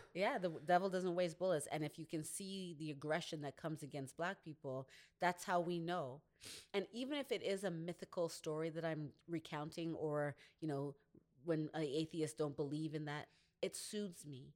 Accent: Canada; growing up in Canada, even though my family is from Grenada

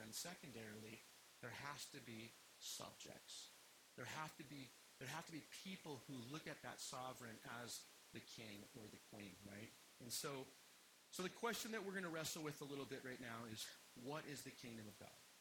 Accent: United States; I like being American

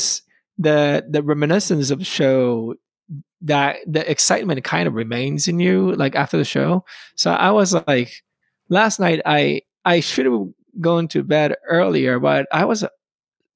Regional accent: Japan; English is a second language; moved away as an adult; also born or lived in Boston, United States; I'm from Japan, and I was born in the 82, so 41 years old now. And I gotta say, when I grew up, that was like the golden time of the video games in Japan.

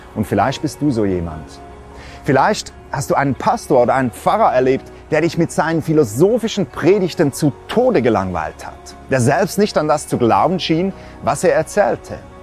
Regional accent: Switzerland; Bei uns in der Schweiz

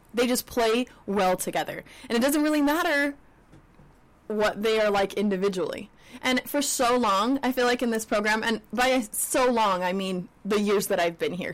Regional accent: Utah, United States; growing up in Utah

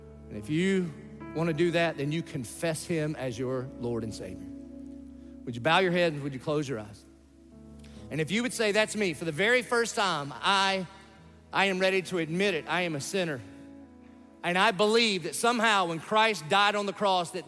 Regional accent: the South, United States; I grew up in the South.

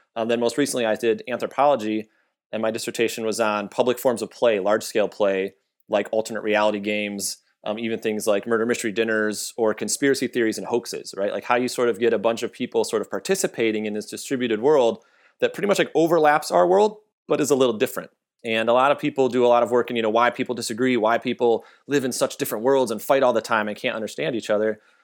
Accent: Michigan, United States; now in Texas, United States; I'm from Michigan

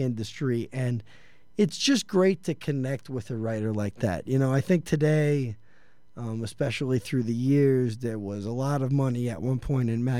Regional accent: New York City, New York, United States; I'm from Elmhurst, Queens, originally.

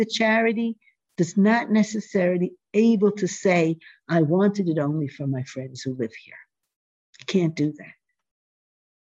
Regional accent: New York City, New York, United States; I grew up in Manhattan

